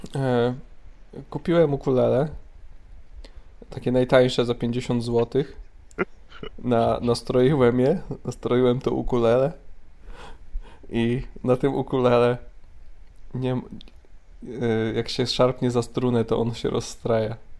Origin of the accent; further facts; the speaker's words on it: Mrągowo, Warmian-Masurian Voivodeship, Poland; moved away; Ja jestem z Mrągowa oryginalnie, z Mazur.